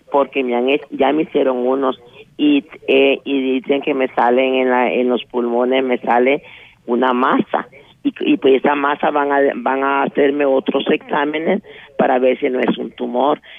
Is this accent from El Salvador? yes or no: yes; Ahuachapán, El Salvador; me mandaron a hacerme unos exámenes a Santana, porque yo soy de Aguachapán.